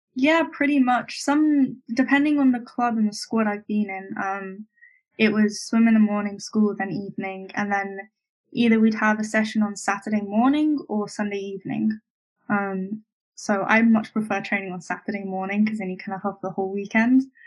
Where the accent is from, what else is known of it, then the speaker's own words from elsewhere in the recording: Bournemouth, South West England, United Kingdom; I grew up in Bournemouth, or just down the coast from there